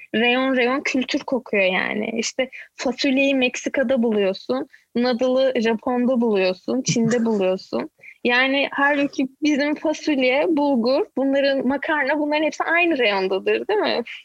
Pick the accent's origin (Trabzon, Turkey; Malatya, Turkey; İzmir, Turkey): İzmir, Turkey; Izmir, Turkey; moved away as an adult; also born or lived in Ankara / Istanbul; now in Canada; Ankara'da doğdum ama İzmirliyim. Çok küçük yaşta İzmir'e göçtük. Ee, orada doğdum, yani orada büyüdüm diyeyim. Lise, üniversite hayatım İzmir'de